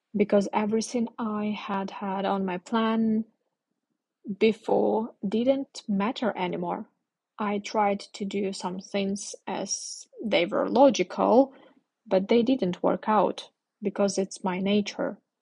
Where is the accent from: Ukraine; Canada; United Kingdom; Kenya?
Ukraine; English is a second language; moved away; I'm from Ukraine and at this moment I'm in the north of my country. My parents live very, very close to the border